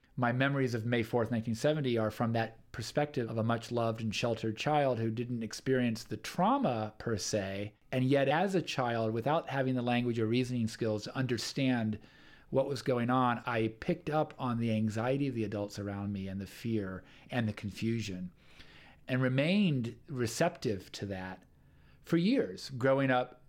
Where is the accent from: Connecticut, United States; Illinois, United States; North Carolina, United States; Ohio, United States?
Ohio, United States; Kent; I grew up in Kent, Ohio as a faculty brat. My father taught in English here for 48 years. So I grew up in Kent, Ohio, and in fact, on May 4th, 1970, I was 6